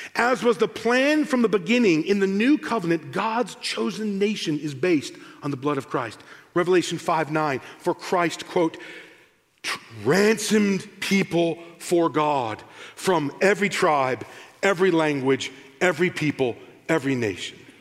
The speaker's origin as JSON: {"language": "English", "country": "United States", "also_born_or_lived": "United Kingdom", "said": "I'm the American"}